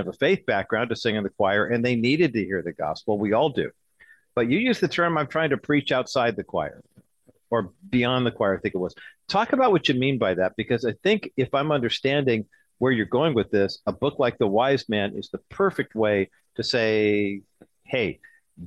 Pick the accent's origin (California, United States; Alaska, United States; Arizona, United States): California, United States; Southern; I grew up in Southern California, big Lakers basketball fan